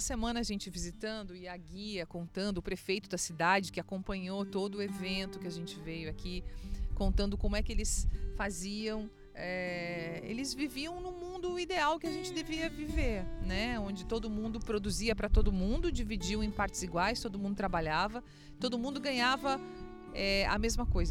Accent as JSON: {"language": "Portuguese", "town": "Erechim", "region": "Rio Grande do Sul", "country": "Brazil", "tie": "born or raised there", "said": "Eu nasci então em Erechim e tive uma infância muito gostosa"}